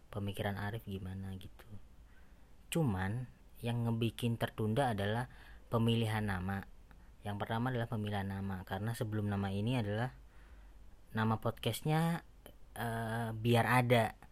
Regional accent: Surabaya, East Java, Indonesia; ngebahas tentang uh, apapun yang berbau Jawa karena saya dari Surabaya kan

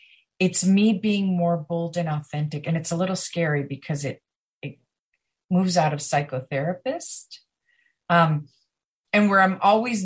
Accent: Chiang Mai, Thailand; I'm from Chiang Mai, Thailand

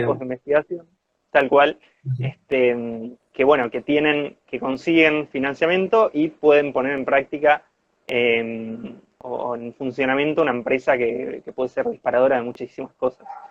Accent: Corrientes, Argentina; moved away as an adult; now in Bariloche, Argentina; primo de Francisco, eh, de Corrientes

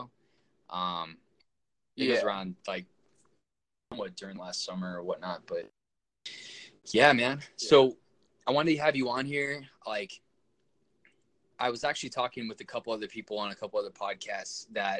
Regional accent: Orange County, California, United States; moved away; I'm from Orange County

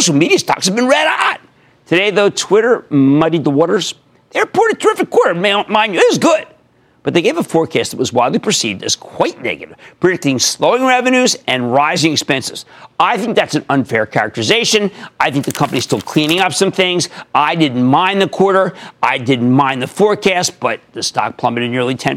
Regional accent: New Jersey, United States; my home state of New Jersey

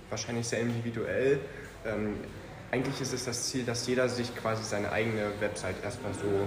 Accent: Calau, Brandenburg, Germany; ich komme aus Karlau und bin auch 15 Jahre alt.

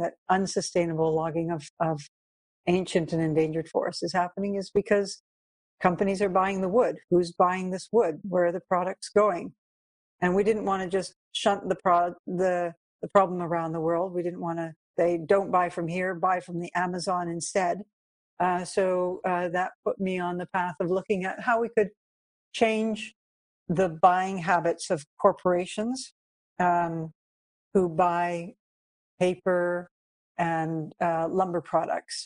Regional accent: Brighton, Ontario, Canada; also born or lived in Havana, Cuba; Came back when I was six, and I grew up mainly in a small town called Brighton, Ontario

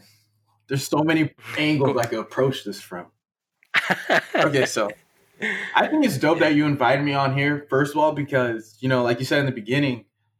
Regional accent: Miami, Florida, United States; moved away as an adult; now in Montreal, Canada; I'm from Miami, so getting used to the cold is probably never going to happen for me.

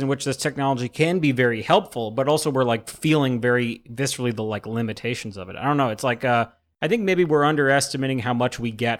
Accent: New York City, New York, United States; now in Los Angeles, United States; growing up in New York

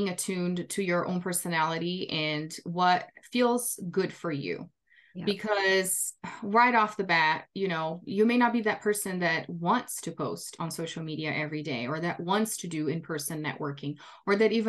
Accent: Brazil; English is a second language; moved away as an adult; now in United States; I'm originally from Brazil

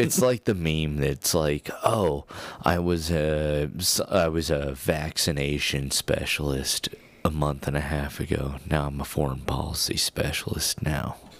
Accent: Colorado, United States; we're from Colorado

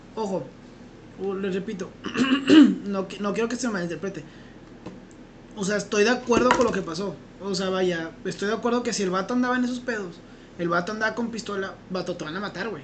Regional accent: Mexico; nosotros como mexicanos

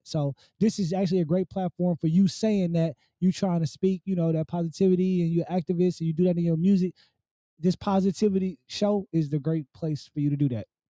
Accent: Oakland, California, United States; being an Oakland native because I'm born and raised in Oakland

